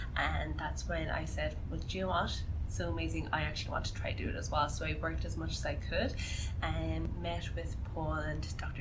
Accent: Ireland; moved away as an adult; now in Canada; I'm actually Irish, you can't tell from my accent

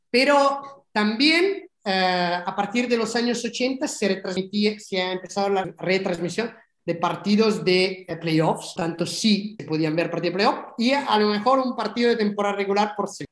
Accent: Milan, Lombardy, Italy; moved away; en las condiciones en que yo viví mi infancia en, en, Italia, en Milán

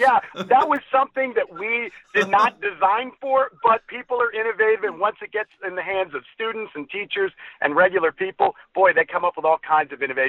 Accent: Columbus, Ohio, United States; moved away as an adult; also born or lived in Texas; now in Fort Worth, United States; Well, I grew up in the Midwest. I grew up in Columbus, Ohio.

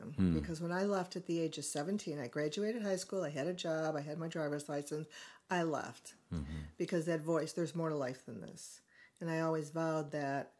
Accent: Chicago, Illinois, United States; moved away; also born or lived in California; My parents came back to Chicago

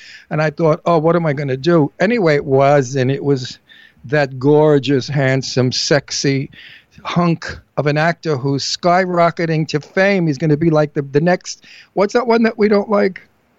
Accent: New York City, New York, United States; I'm walking in Manhattan. You know, I'm a New Yorker.

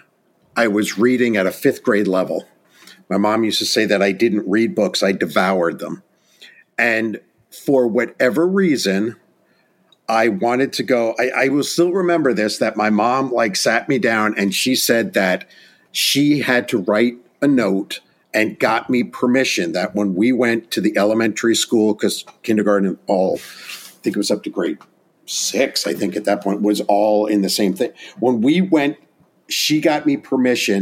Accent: Orange County, Hudson Valley, New York, United States; I was born and raised in Orange County, New York, in the Hudson Valley

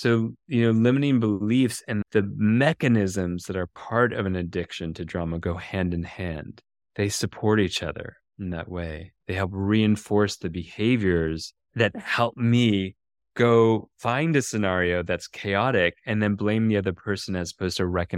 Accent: Minnesota, United States; In Minnesota.

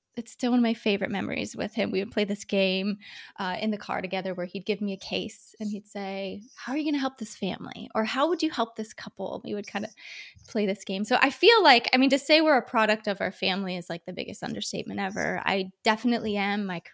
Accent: Ohio, United States; now in California, United States; We're from Ohio. We live in California now. And we're going back to Ohio in June

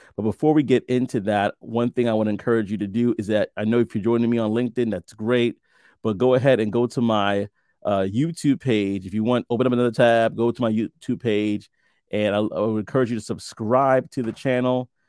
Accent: New York City, New York, United States; moved away as an adult; I'm from Brooklyn as well. Born and raised most of my life before I moved out, out of the country.

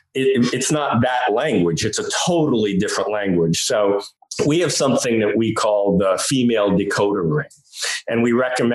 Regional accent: New York, United States; I'm from New York

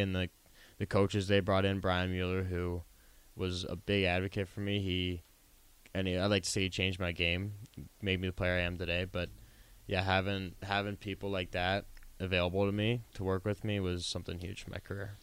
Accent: Mars, Pennsylvania, United States; born or raised there; also born or lived in Westlake, Ohio

